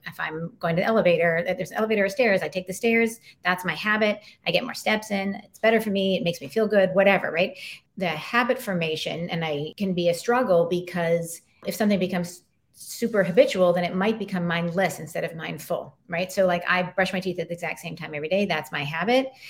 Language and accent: English; Colorado Springs, Colorado, United States; moved away; also born or lived in New York City / Philadelphia / Louisiana; I grew up in the Rocky Mountains and Colorado Springs, looking at Pikes Peak out my window